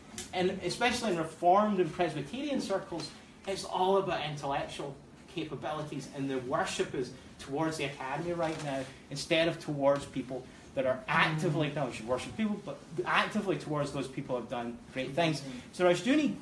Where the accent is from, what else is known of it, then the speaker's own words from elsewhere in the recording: Scotland, United Kingdom; moved away; I am from Scotland, and and it's the second greatest country in the world after the Republic of Texas